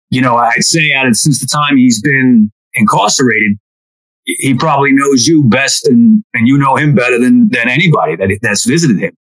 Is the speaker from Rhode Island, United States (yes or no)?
yes; Providence, Rhode Island, United States; I grew up in Providence, Rhode Island, about two and a half hours from New York City, hour from Boston.